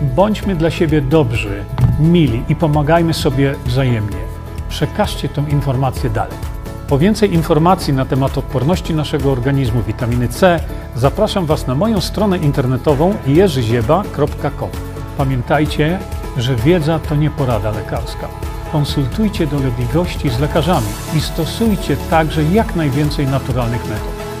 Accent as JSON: {"language": "Polish", "country": "Poland", "tie": "born or raised there", "said": "Urodziłem niedaleko tutaj"}